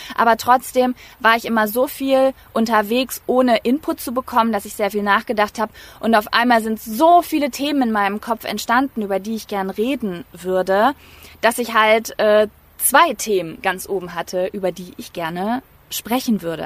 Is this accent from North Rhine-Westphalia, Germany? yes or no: yes; North Rhine-Westphalia, Germany; accent: East Westphalian; Ich komme nämlich aus Ostwestfalen, da sagt man 14. 14.